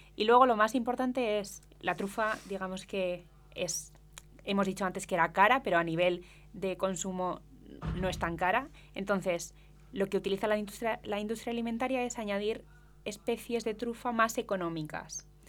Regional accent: Spain; en España tenemos el quejigo también

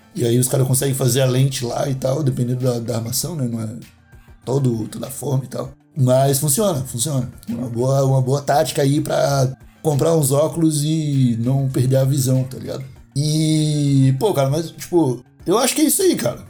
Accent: Brazil; eu sou brasileiro

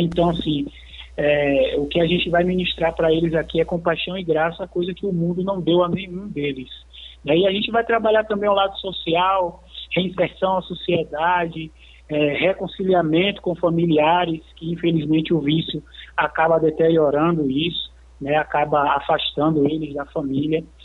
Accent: Salvador, Bahia, Brazil; moved away as an adult; now in Porto Seguro, Brazil; Eu sou natural de Salvador né, onde vivi durante 18 anos da minha vida

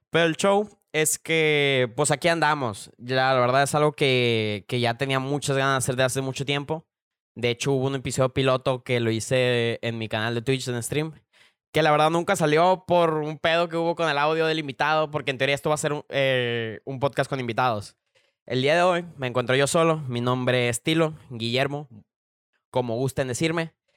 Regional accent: Culiacán, Sinaloa, Mexico; aquí de, de, Culiacán, de donde yo soy

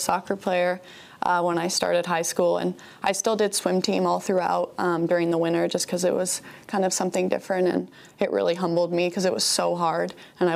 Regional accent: London, Ontario, Canada; moved away as an adult; also born or lived in Seattle, Washington; now in Albuquerque, United States; I am from London, Ontario

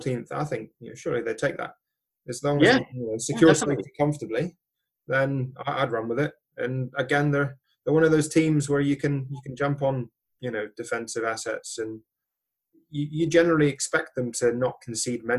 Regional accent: Newcastle upon Tyne, North East England, United Kingdom; as a Geordie

